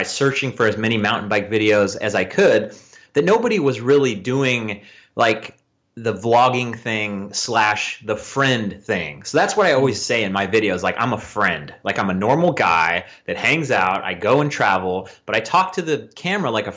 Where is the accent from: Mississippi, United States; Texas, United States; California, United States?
California, United States; Northern; also born or lived in Vallejo, California; I'm from Northern California. I live in Vallejo, California